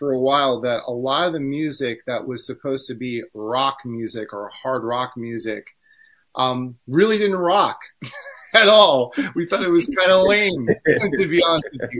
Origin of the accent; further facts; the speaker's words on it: New York City, New York, United States; I'm maybe from New York